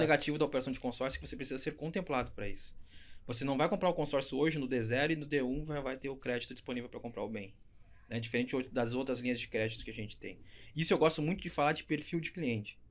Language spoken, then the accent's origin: Portuguese; São Leopoldo, Rio Grande do Sul, Brazil; accent: gaúcho; sou gaúcho do Sul, sou de São Leopoldo, Rio Grande do Sul